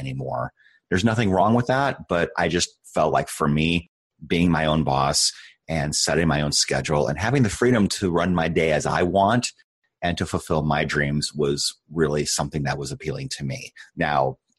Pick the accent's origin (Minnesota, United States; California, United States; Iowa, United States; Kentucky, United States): Iowa, United States; moved away as an adult; also born or lived in Nebraska; now in Arizona, United States; I grew up in Iowa, so definitely in the Midwest